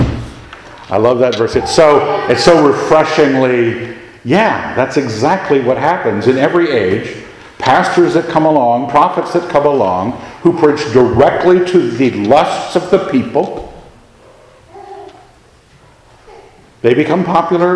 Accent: United States; we like being Americans.

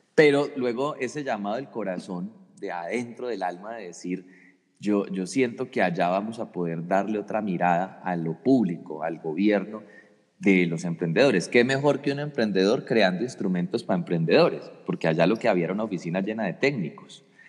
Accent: Colombia; como colombianos

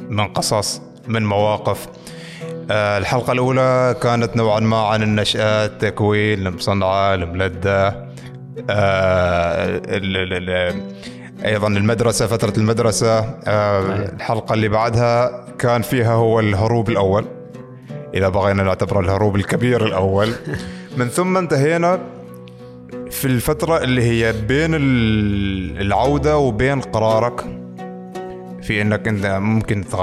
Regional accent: Iraq; فهو قال انت من وين؟ قلت له اني من العراق

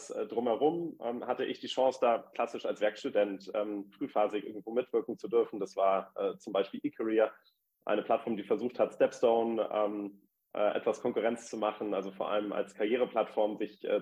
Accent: Hamburg, Germany; moved away as an adult; also born or lived in Munich / Passau; now in Berlin, Germany; geboren in München, aufgewachsen in Hamburg, äh, bin ich vor 15 Jahren nach Berlin gezogen.

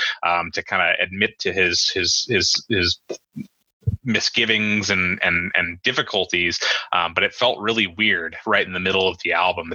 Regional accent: United States; I grew up in South City.

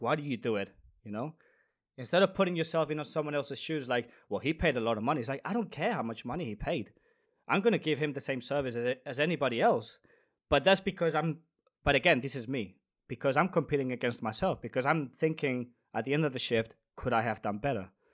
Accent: Spain; moved away as an adult; also born or lived in London; now in Denmark; I am a bartender from Spain, but I currently live in Denmark.

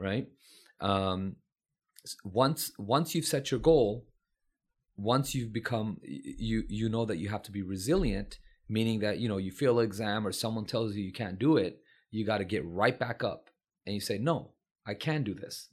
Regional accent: San Francisco, California, United States; did I get a good education growing up in San Francisco

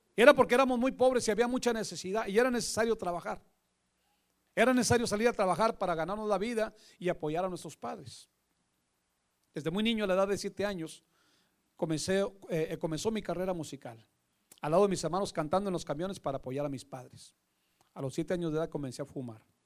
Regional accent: Monterrey, Nuevo León, Mexico; also born or lived in California; la ciudad de Monterrey, Nuevo León. Lugar donde yo nací un día 14 de junio de 1966

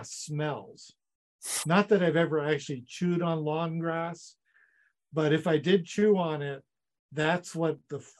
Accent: United States; now in Saskatchewan, Canada; I grew up in the States

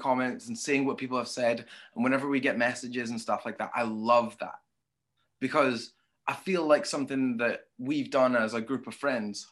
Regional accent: Scotland, United Kingdom; a Scottish, British person

